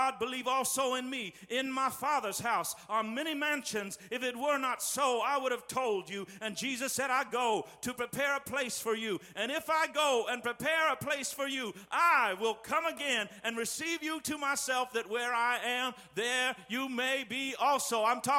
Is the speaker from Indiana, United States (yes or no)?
yes; West Terre Haute, Indiana, United States; the little sanctuary where I grew up in West Terre Haute